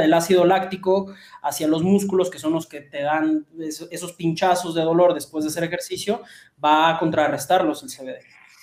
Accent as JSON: {"language": "Spanish", "country": "Mexico", "said": "nosotros como, mexicanos eh, ingestamos mucho picante"}